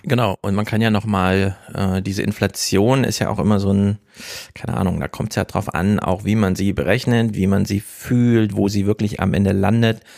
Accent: Thuringia, Germany; Ich komme aus Thüringen

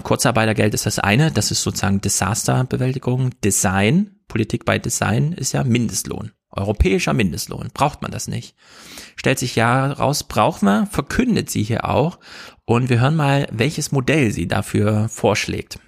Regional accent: Germany; als Deutsche

